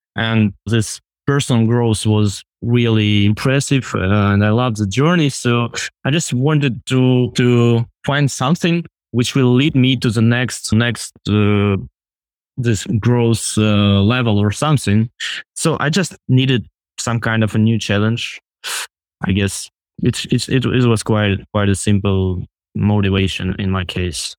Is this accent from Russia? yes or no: yes; Russia; moved away as an adult; I'm originally from Russia and lived there until, like, twenty twenty, until when I was thirty-five.